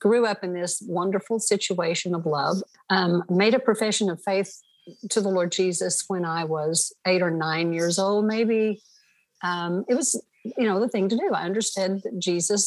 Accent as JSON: {"language": "English", "town": "Stonewall", "region": "Oklahoma", "country": "United States", "tie": "born or raised there", "said": "I was born in Stonewall, Oklahoma, you know, nowhere America. And this just had an idyllic sort of a leave it to beaver growing up"}